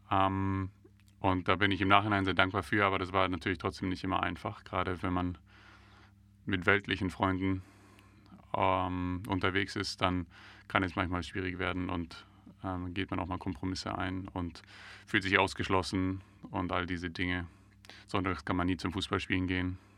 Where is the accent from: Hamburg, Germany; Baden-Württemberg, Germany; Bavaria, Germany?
Bavaria, Germany; Dachau; born there; Ich nicht. Ähm, ich bin in Dachau geboren, also nicht weit weg von hier